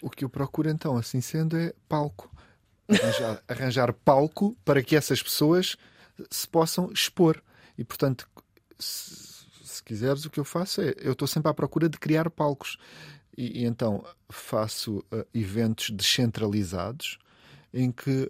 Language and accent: Portuguese; Olhão, Algarve, Portugal; now in Lisbon, Portugal; eu sou de lá, não há dúvida, eu digo, eu sou de Olhão.